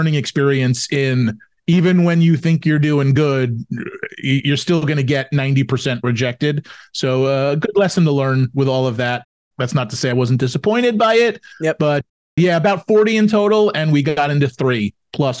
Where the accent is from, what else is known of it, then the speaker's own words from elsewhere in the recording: New York, United States; I'm from New York